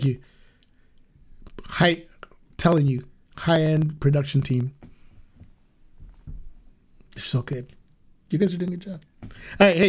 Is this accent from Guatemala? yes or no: yes; Guatemala; we're Chapinas, as they call Guatemalans. We're from Guatemala